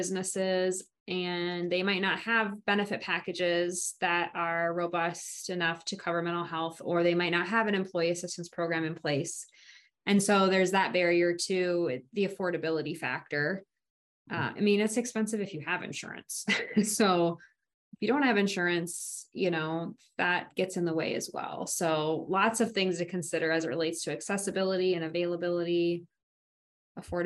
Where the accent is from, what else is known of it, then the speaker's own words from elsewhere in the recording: Lansing, Iowa, United States; growing up in a small town in Iowa